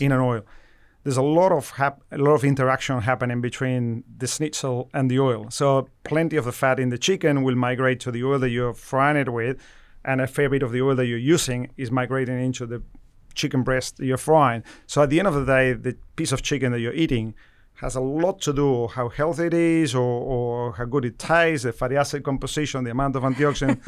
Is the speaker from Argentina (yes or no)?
yes; Argentina; moved away as an adult; now in Australia; I'm originally from Argentina, where I started working as a researcher with olives, you know, over, you know, twenty-five years ago, uh, and moved to Australia